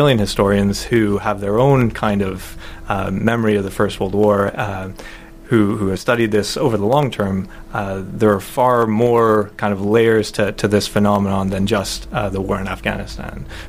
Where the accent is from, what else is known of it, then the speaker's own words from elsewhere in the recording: Alberta, Canada; I grew up in Alberta